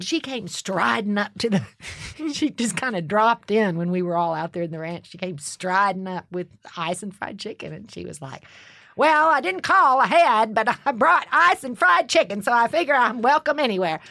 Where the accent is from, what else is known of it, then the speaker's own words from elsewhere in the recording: Austin, Texas, United States; moved away; I'm from Austin, Texas